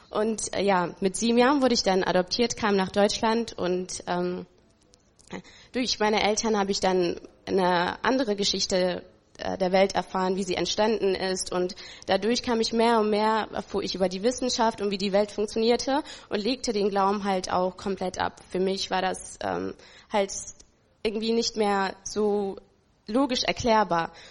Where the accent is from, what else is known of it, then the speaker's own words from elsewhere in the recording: Ethiopia; born there; Ich bin geboren in Äthiopien.